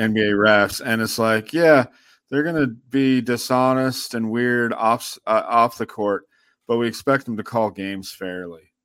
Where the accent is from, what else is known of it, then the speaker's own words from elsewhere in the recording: Sacramento, California, United States; I grew up in South Sac